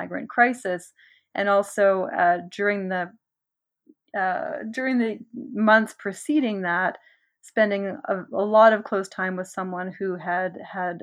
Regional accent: Nova Scotia, Canada; growing up in Nova Scotia

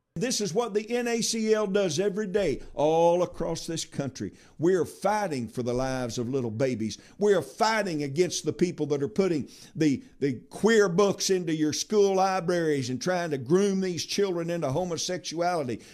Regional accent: Arkansas, United States; my home state of Arkansas

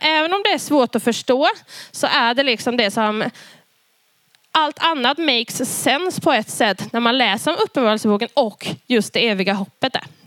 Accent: Karlskrona, Blekinge, Sweden; jag växte upp i Karlskrona i Pingstkyrkan

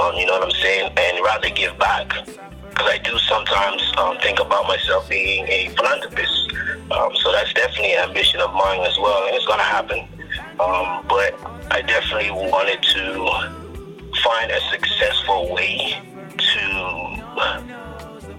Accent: Bahamas; moved away as an adult; now in United States; I'm living in the United States as of now, but I'm from the Bahamas. And I've been here in the United States for quite a while, since 2006 in college.

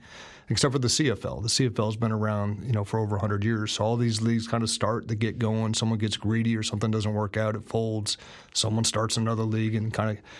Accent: Northeast Ohio, United States; I'm from Northeast Ohio. There's never been a movie closer to my high school experience than watching that movie

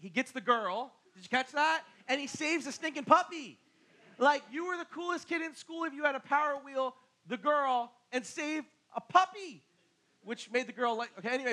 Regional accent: Barnegat, New Jersey, United States; I'm from Barnegat

